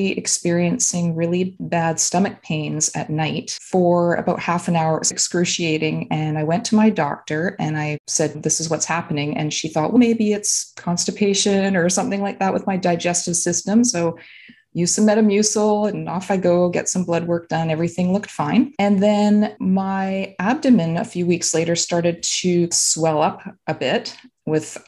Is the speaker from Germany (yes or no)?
no; Vancouver, British Columbia, Canada; now in Vancouver Island, Canada; I am originally from the Vancouver area, British Columbia